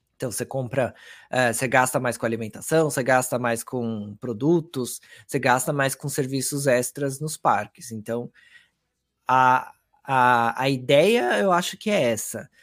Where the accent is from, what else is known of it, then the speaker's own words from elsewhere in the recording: Brazil; a gente como brasileiro